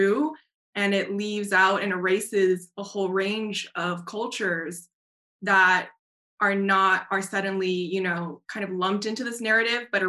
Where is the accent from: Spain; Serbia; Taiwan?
Taiwan; moved away; also born or lived in United States; I'm Taiwanese American, and I remember growing up in Taiwan.